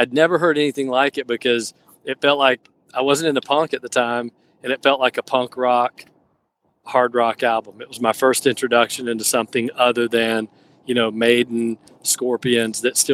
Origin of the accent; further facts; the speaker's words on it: Athens, Georgia, United States; growing up in Georgia, growing up, you know, around Athens, going to UGA